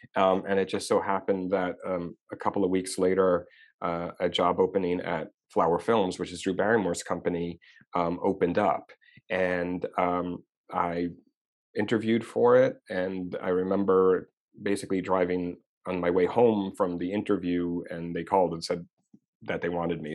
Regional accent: Long Island, New York, United States; moved away as an adult; now in Los Angeles, United States; I'm from Long Island, New York

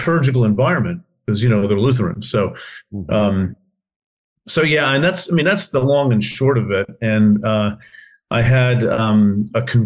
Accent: northern New Jersey, United States; I was born in New Jersey, in the northern part of the state

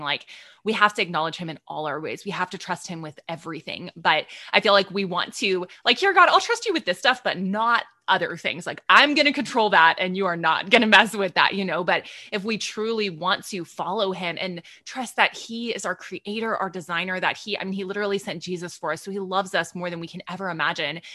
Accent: Texas, United States; I'm from Texas

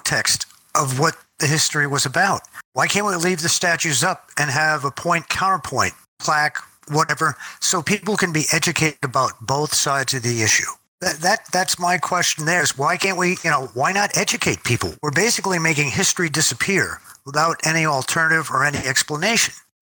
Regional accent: United States; I'm American

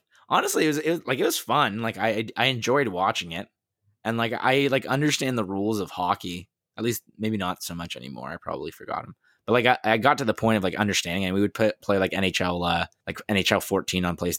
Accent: Queens, New York, United States; Queens. Hey, I'm from Queens.

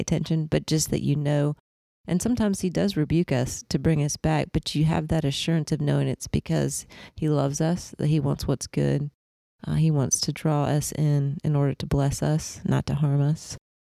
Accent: Indiana, United States; now in Augusta, United States; I grew up in Indiana

